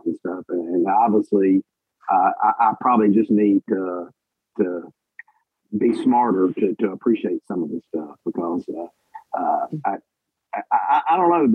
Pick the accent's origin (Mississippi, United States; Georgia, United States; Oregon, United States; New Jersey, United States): Mississippi, United States; Jackson; I'm from Jackson and live in Mississippi